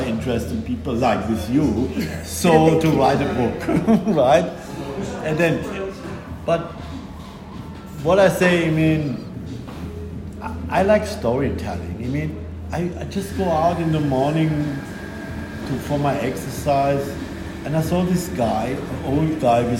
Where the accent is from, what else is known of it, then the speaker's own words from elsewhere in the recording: Germany; English is a second language; moved away as an adult; now in Spain; we are Germans